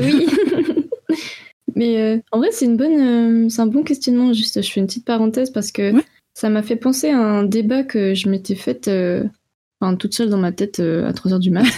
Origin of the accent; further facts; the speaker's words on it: France; moved away as an adult; also born or lived in Switzerland; je venais de France